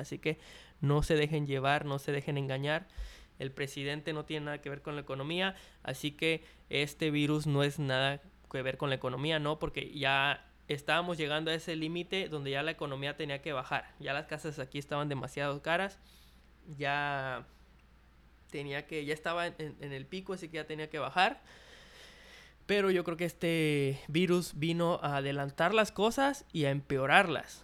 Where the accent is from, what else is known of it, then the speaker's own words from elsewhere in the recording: Mexico; en México, en mi país